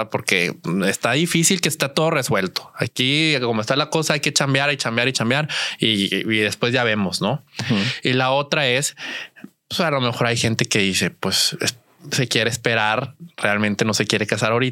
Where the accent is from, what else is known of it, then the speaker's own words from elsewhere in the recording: Saltillo, Coahuila, Mexico; yo soy, yo soy de, de Saltillo.